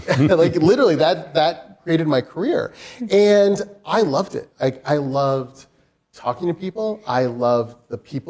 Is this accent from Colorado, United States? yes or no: no; Utah, United States; moved away as an adult; also born or lived in Portland, Oregon; I grew up in Utah, and I went to college in Portland, Oregon